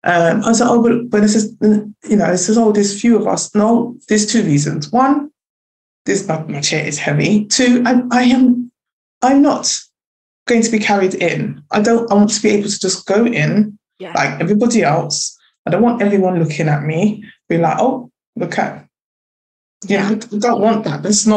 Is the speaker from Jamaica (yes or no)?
yes; Jamaica; especially like being Jamaican, it was this that I was already skinny anyway.